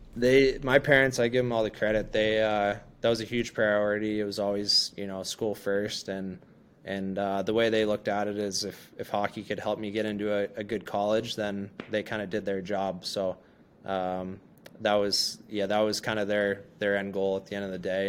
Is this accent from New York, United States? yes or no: no; Hollidaysburg, Pennsylvania, United States; now in Chicago, United States; the boys from my hometown